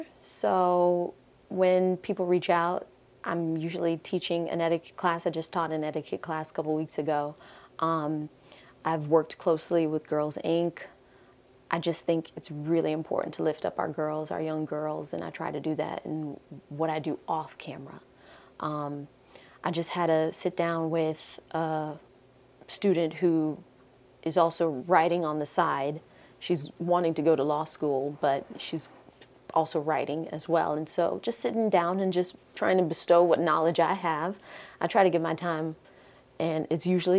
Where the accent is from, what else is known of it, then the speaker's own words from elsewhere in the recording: Jamaica; I'm Jamaican at the end of the day, so I love oxtails.